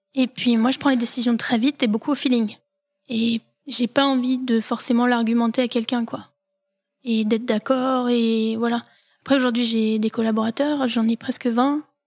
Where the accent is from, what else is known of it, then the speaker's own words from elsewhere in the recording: Saint-Étienne, Auvergne-Rhône-Alpes, France; also born or lived in Valence / Lyon; je suis stéphanoise. Je suis née à l'hôpital Nord comme beaucoup de Stéphanois. Euh, ma famille vient de l'ouest de la France. Euh, mes deux parents sont originaires du Maine-et-Loire. Et moi, je suis née à Saint-Étienne. J'ai grandi à Saint-Étienne